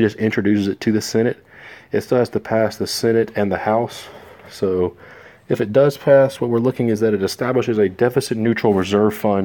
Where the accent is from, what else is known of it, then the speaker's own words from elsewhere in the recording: Sylvester, Georgia, United States; my hometown of Sylvester